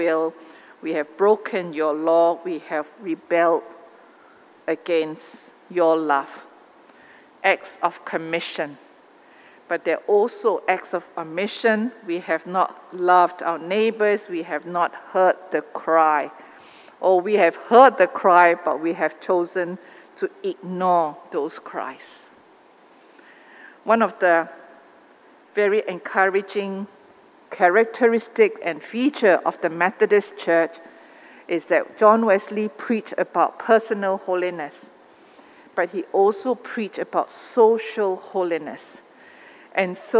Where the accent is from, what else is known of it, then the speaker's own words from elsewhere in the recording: Malaysia; Malaysian Christians in this country